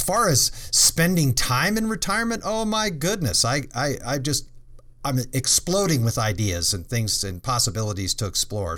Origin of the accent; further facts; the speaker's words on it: Colorado, United States; I grew up in Colorado